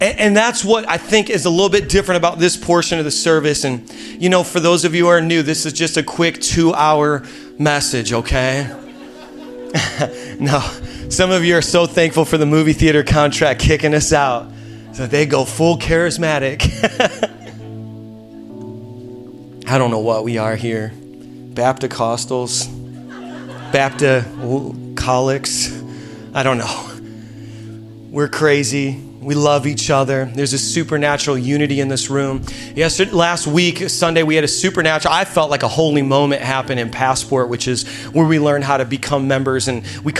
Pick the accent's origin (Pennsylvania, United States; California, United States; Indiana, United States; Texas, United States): Indiana, United States; moved away as an adult; now in Queens, New York, United States; We're from Indiana. That's why I sound the way I sound